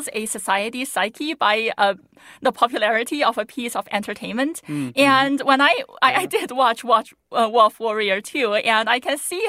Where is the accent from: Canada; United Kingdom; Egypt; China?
China; born or raised there; moved away